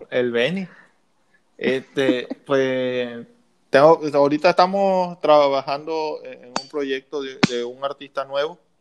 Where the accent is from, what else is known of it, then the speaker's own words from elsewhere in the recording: Mexico; como buen mexicano, como buen mexicano